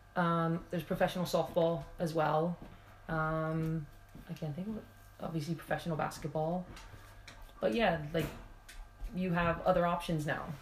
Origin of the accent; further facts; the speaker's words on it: Pennsylvania, United States; accent: American; moved away as an adult; now in Wales, United Kingdom; from my accent, you can tell I'm from America.